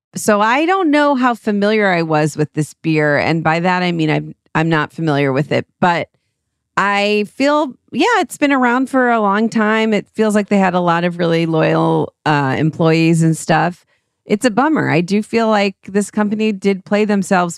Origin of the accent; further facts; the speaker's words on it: Cleveland, Ohio, United States; accent: flat A's; also born or lived in New York, New York; now in Los Angeles, United States; We're from Cleveland